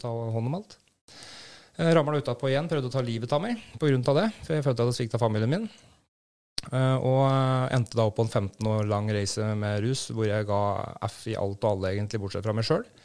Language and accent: Norwegian; Brumunddal, Innlandet, Norway; Jeg er født og oppvokst i Brumunddal.